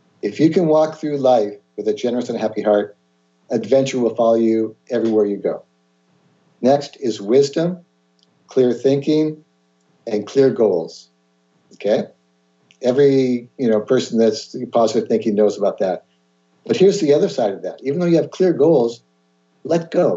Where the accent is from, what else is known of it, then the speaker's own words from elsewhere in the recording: Mercer Island, Washington, United States; also born or lived in Seattle, Washington; born in Seattle. And was very fortunate to grow up on Mercer Island